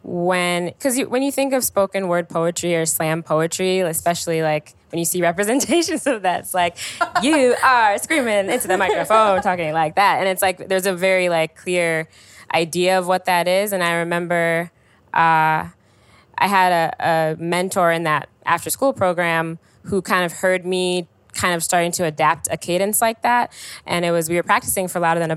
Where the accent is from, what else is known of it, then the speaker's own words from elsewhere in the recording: Chicago, Illinois, United States; I'm from the South Side, and my high school was my first time spending a lot of time further north